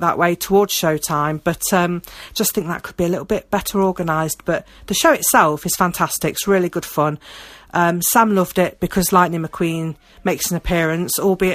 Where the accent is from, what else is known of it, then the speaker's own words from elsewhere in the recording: United Kingdom; I'm British, you know, I'm used to the colder weather, I'm used to the rain